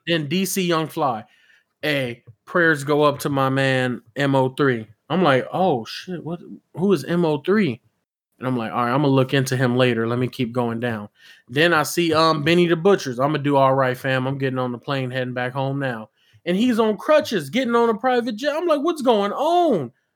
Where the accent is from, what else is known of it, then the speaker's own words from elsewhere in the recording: West Coast, United States; I'm from the West Coast